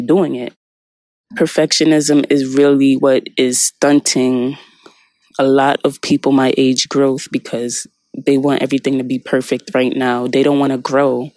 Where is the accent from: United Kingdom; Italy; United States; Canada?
United States; the American culture I was brought up on